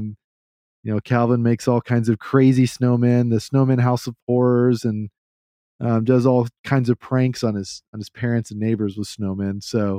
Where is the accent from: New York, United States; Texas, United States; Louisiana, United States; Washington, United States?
Texas, United States; I grew up here in Central Texas. We barely ever had snow.